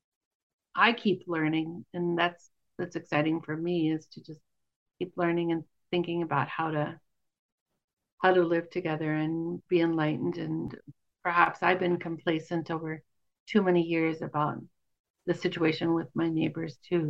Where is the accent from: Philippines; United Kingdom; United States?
United States; also born or lived in Wyoming / Montana; now in Northfield, United States; I grew up in Wyoming and Montana